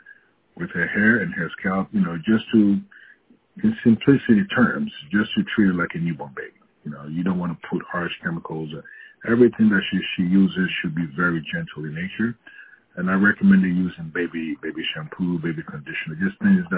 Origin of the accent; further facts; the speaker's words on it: Ghana; moved away as an adult; now in United States; growing up in Ghana